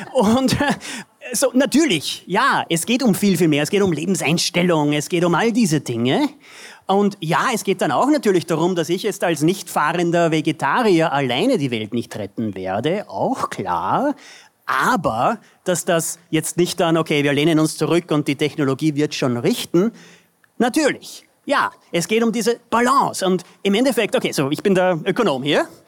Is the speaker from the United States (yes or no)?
yes; United States; wir als Amerikaner